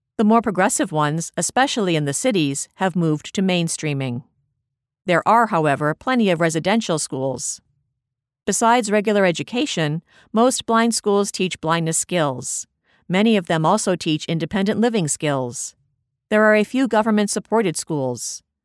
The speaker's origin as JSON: {"language": "English", "region": "Abu Dhabi", "country": "United Arab Emirates", "tie": "born or raised there", "also_born_or_lived": "Dubai", "said": "growing up in Abu Dhabi"}